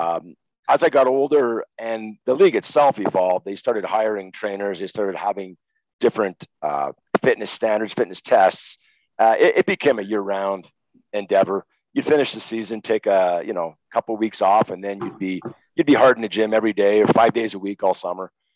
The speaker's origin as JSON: {"language": "English", "town": "Montreal", "region": "Quebec", "country": "Canada", "tie": "born or raised there", "said": "I'm a kid from Montreal, grown up watching Guy Lafleur."}